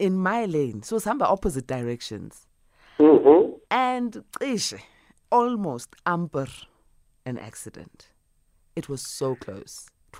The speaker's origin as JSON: {"language": "English", "town": "Boksburg", "region": "Gauteng", "country": "South Africa", "tie": "born or raised there", "said": "I was born in Boksburg, in the East Rand."}